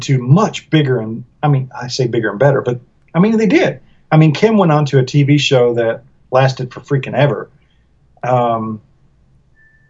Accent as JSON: {"language": "English", "region": "the South", "country": "United States", "tie": "born or raised there", "said": "I grew up in the South"}